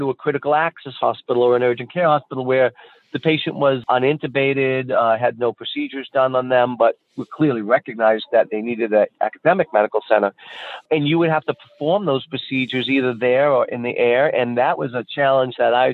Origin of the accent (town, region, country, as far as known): near University of Massachusetts, United States; born or raised there